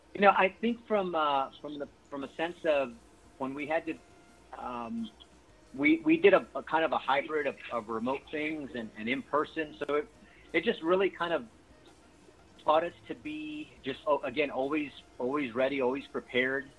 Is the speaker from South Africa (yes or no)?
no; San Antonio, Texas, United States; This is where I was born and raised